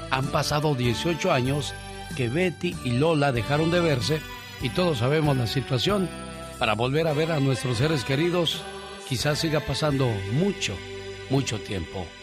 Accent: Monterrey, Nuevo León, Mexico; moved away; Un día salí de Monterrey, Nuevo León, México, pero Monterrey, Nuevo León, México nunca salió de mí.

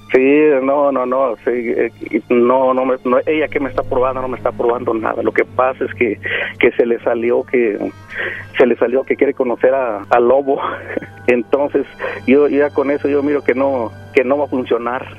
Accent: Mexico; Yo soy mexicano

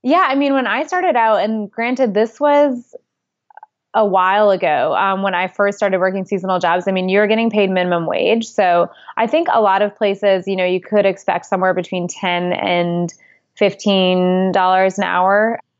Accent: New York, United States; also born or lived in Geneva, Switzerland; I grew up in New York

